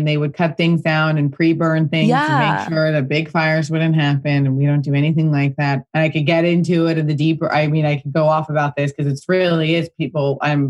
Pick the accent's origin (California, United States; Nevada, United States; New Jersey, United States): California, United States; Pasadena; and I grew up in Pasadena.